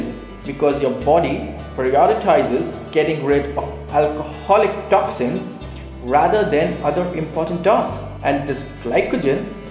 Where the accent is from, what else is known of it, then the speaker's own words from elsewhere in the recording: India; from India